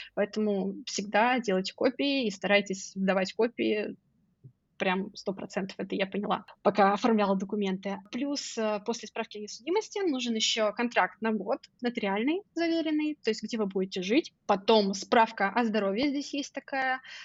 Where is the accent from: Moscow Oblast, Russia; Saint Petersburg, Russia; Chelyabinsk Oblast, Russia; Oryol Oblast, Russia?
Oryol Oblast, Russia; Oryol; moved away as an adult; also born or lived in Moscow, Russia; now in Podgorica, Montenegro; мой родной город Орел